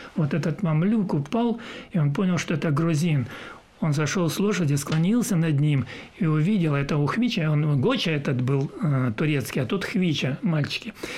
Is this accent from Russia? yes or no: yes; Maykop, Adygea, Russia; moved away; also born or lived in Kelermesskaya / Leningrad / Odesa; я родился в Майкопе, и э, жили мы в Майкопе